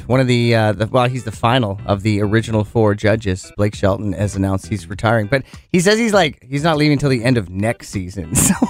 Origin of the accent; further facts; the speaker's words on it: Penticton, British Columbia, Canada; So that sucks for my hometown.